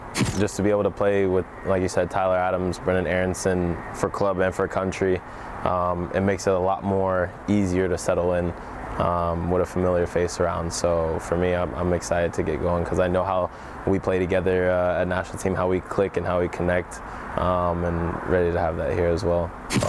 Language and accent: English; Germany; as a kid coming over to Europe, I grew up in Germany, so my first thought obviously was to go back to Germany.